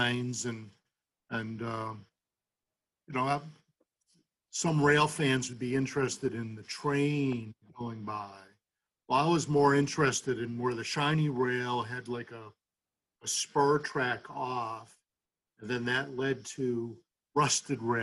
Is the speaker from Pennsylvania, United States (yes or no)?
no; Holyoke, Massachusetts, United States; also born or lived in Winchester, Massachusetts; I grew up in Holyoke.